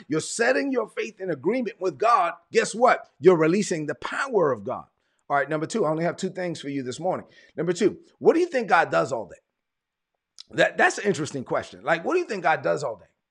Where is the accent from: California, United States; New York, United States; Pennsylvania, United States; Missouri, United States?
New York, United States; New York City; moved away; also born or lived in Evans, Georgia; I'm from Brooklyn